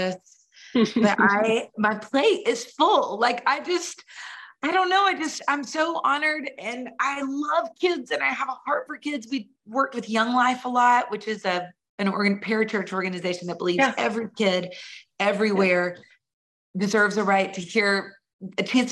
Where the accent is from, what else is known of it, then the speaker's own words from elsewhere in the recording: Nashville, Tennessee, United States; I grew up in Nashville.